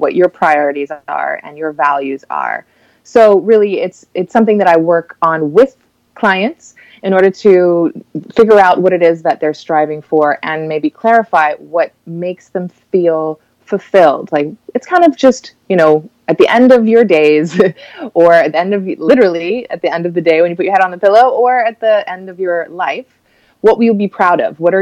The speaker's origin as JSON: {"language": "English", "country": "Cayman Islands", "moved": "as an adult", "lives_now": "Miami, United States", "said": "I'm from the Cayman Islands"}